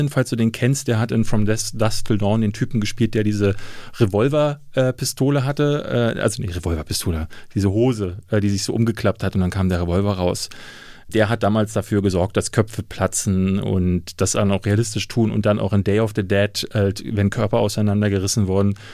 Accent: East Germany, Germany; Nein, ich bin in der DDR groß

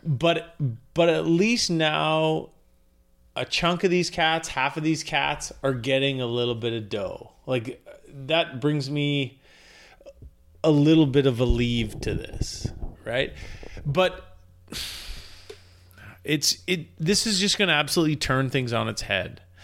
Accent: Canada; as a Canadian

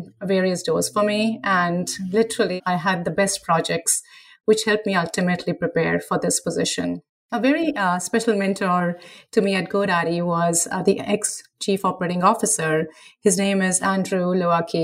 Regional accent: India; now in United States; growing up in India

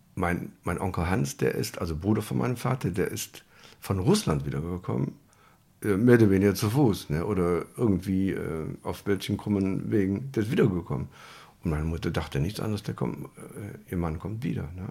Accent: Germany; Bei einem Bombenangriff geboren hier im Krankenhaus.

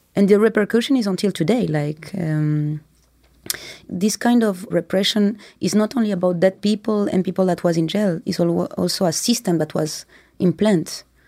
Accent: France; I was born in France

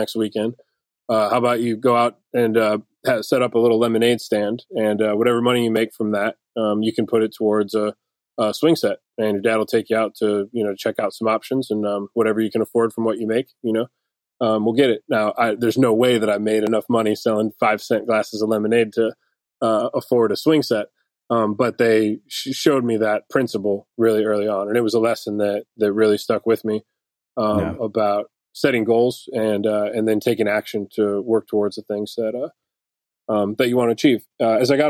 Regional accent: Detroit, Michigan, United States; now in Nashville, United States; I grew up in Detroit

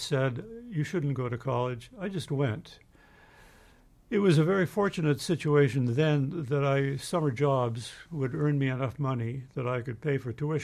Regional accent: Manitoba, Canada; I grew up in Manitoba in Canada

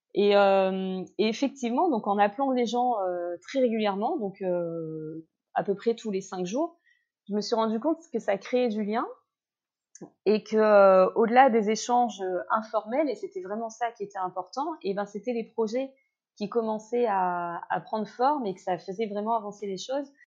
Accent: Réunion; accent: Réunionnais Creole; now in Seychelles; je leur euh, répondais en créole réunionnais

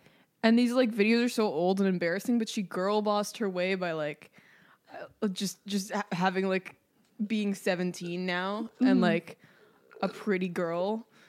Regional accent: Canada

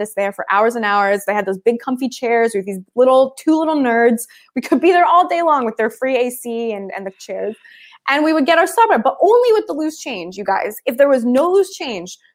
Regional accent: Philadelphia, Pennsylvania, United States; I grew up in Philly

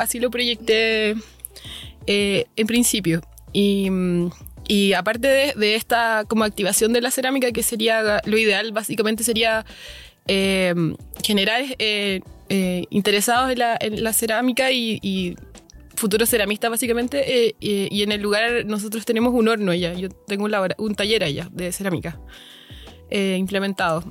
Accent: Valparaíso, Chile; also born or lived in Santiago; Vivo en Valparaíso, nací en Valparaíso, pero viví en Santiago mucho tiempo

